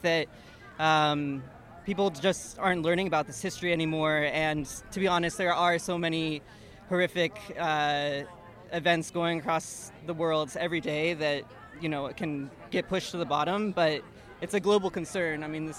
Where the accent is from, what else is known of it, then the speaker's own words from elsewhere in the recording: New Mexico, United States; moved away as an adult; now in New York City, United States; I'm from New Mexico. I'm going to school here now in New York City, but as somebody who lives in New Mexico, in the shadow of Los Alamos National Laboratory